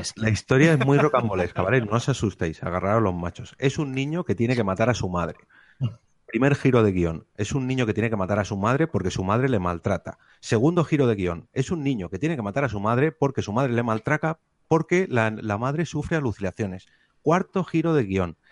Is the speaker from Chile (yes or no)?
no; Madrid, Community of Madrid, Spain; aquí en Madrid eh, ya lleva muchísimos años